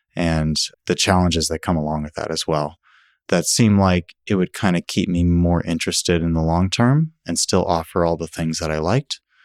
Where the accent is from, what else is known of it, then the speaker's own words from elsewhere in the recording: California, United States; now in Oregon, United States; I, I come from California.